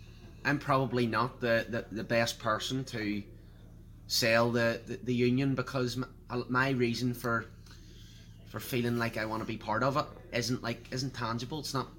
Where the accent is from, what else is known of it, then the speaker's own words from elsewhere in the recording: Northern Ireland, United Kingdom; I feel British, and that's why I want to be, I want to identify as British and belong to Britain.